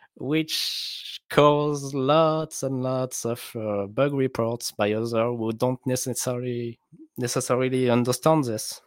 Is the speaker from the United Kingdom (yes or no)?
no; France; accent: French; English is a second language; I'm French, so my accent is awful.